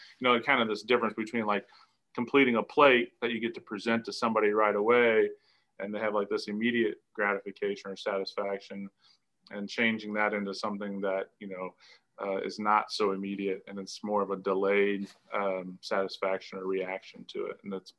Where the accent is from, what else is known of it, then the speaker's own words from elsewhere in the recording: Indiana, United States; And I grew up in restaurants buying their cheese. And, you know, they were kind of one of these first true artisans that I can remember, at least in Indiana.